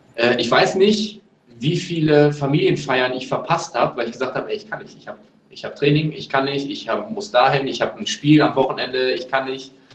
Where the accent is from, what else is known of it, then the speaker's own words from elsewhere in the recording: Neuss, North Rhine-Westphalia, Germany; moved away as an adult; also born or lived in Braunschweig; ich komme ursprünglich aus Neuss, äh, da wo immer das Gewitter ist